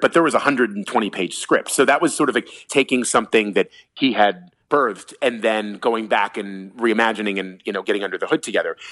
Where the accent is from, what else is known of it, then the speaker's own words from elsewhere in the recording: Washington, District of Columbia, United States; moved away as an adult; now in New York City, United States; my hometown